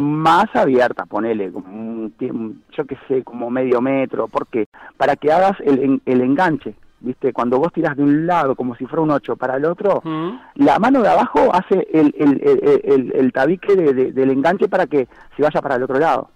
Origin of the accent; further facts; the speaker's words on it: Montevideo, Uruguay; now in Maldonado, Uruguay; soy de Montevideo, me vine a vivir a Maldonado